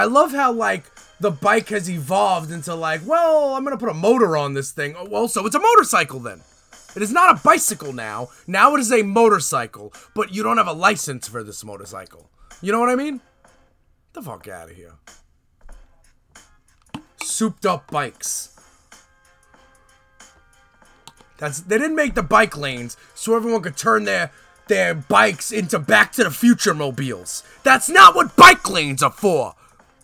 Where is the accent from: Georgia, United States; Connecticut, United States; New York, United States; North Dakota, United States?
New York, United States; New York City; When I used to live in Brooklyn when I was a kid